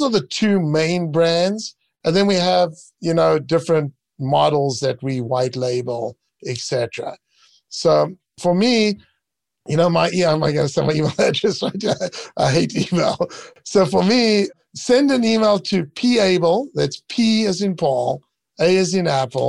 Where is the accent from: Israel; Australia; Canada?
Israel; moved away as an adult; also born or lived in South Africa; now in United States; I really loved living and growing up in Israel, serving the military and just the environment there.